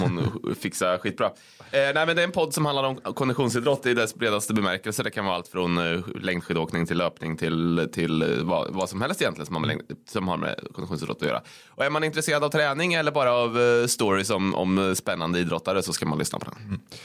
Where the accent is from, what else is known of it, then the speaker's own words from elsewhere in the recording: Degerfors, Örebro County, Sweden; jag växte upp i Degerfors